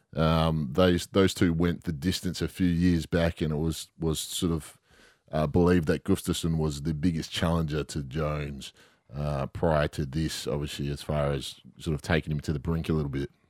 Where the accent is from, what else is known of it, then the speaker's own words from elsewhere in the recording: Western Australia, Australia; being West Australian